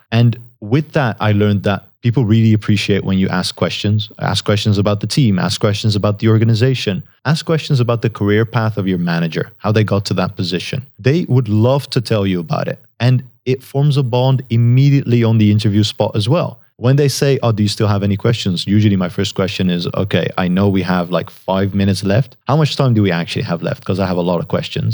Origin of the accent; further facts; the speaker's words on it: Netherlands; first language Dutch; English is a second language; I, I'm natively Dutch. I grew up in the Netherlands.